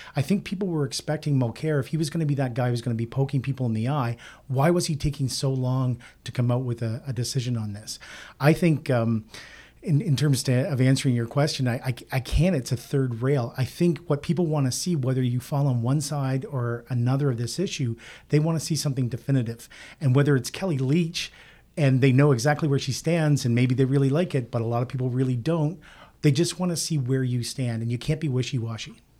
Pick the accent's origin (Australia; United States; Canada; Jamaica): Canada; Nova Scotia; I'm from Nova Scotia, where an N D P government actually succeeded